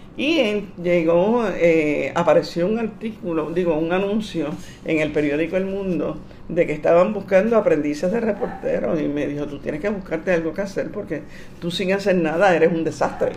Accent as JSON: {"language": "Spanish", "country": "Puerto Rico", "said": "Yo soy una periodista puertorriqueña y como periodista puertorriqueña yo estaba cubriendo esto desde el punto de vista de los puertorriqueños"}